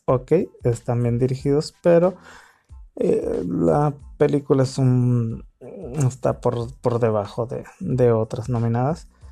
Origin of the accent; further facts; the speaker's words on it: Mexico; soy mexicano